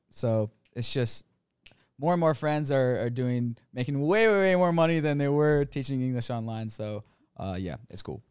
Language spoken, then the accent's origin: English; United States; moved away as an adult; now in Thailand; America, went to college, corporate job